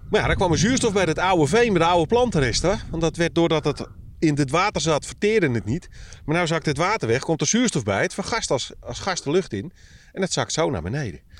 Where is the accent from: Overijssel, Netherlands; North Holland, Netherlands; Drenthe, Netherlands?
North Holland, Netherlands; Nou, ik kom uit de Zaanstreek. Dat is ook precies datzelfde moeras. En hetzelfde type mens.